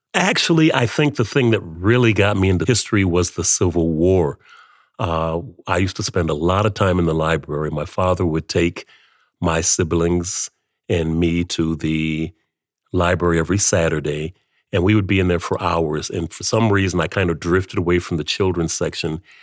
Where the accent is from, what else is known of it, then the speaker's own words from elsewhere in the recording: Flint, Michigan, United States; moved away as an adult; now in Canada; growing up in Flint